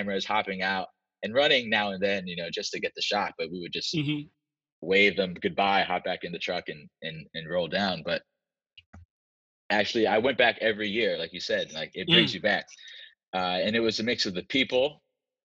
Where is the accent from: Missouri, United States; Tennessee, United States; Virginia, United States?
Virginia, United States; moved away as an adult; now in Los Angeles, United States; I'm from the South as well. I'm from Virginia